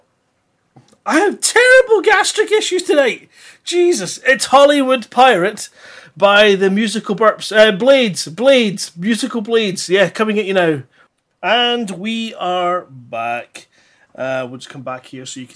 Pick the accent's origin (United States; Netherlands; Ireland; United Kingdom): United Kingdom; Scotland; accent: Scottish; if you speak proper, like what we do up here in Scotland